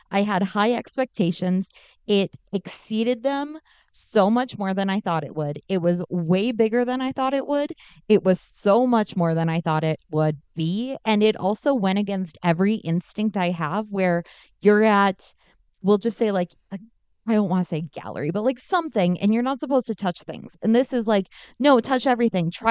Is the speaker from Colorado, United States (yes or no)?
yes; Denver, Colorado, United States; It's …, and I am here from Denver.